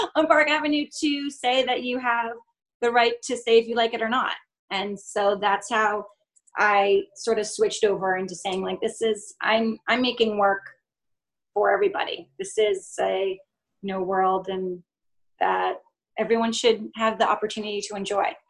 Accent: Vermont, United States; also born or lived in France; now in New York, United States; I grew up in Vermont and I have a Colombian mother

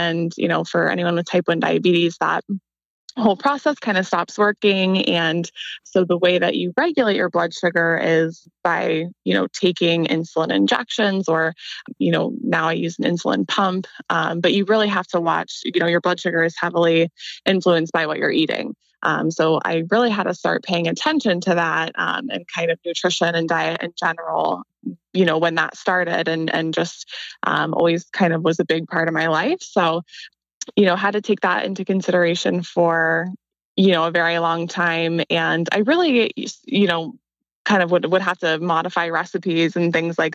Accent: Columbus, Ohio, United States; I'm from Columbus too

